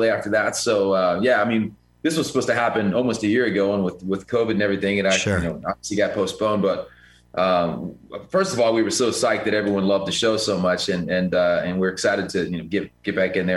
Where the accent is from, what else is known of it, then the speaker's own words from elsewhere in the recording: Cincinnati, Ohio, United States; I'm from Cincinnati. It's the city of the Flying Pig